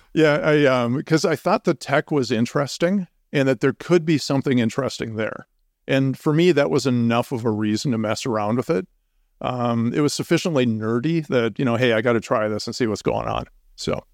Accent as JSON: {"language": "English", "region": "Minnesota", "country": "United States", "moved": "as an adult", "lives_now": "Boulder, United States", "said": "I'm originally from Minnesota, and we moved to, uh, Colorado in two thousand six"}